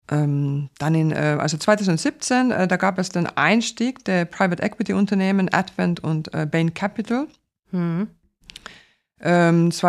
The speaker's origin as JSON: {"language": "German", "country": "Finland", "first_language": "Finnish", "second_language": "German", "said": "Ich spreche vier Sprachen. Äh, Finnisch, äh, meine Muttersprache, Deutsch, Englisch und äh, Schwedisch"}